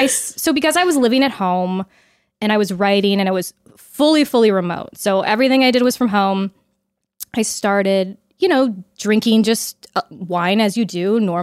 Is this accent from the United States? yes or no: yes; Pleasanton, California, United States; also born or lived in Los Angeles; I'm from the Bay Area. Okay. So from the Bay Area, came to LA for film school, went back home